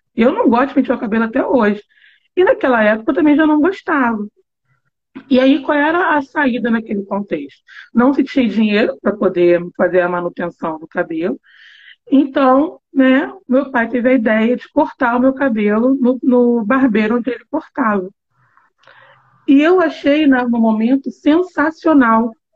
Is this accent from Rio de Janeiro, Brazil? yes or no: yes; Rio de Janeiro, Brazil; Eu nasci lá e morei até os meus 38 anos